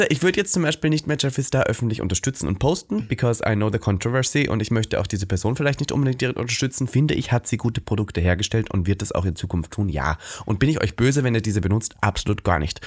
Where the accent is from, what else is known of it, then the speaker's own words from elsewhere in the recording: Austria; now in Germany; meine Heimat Österreich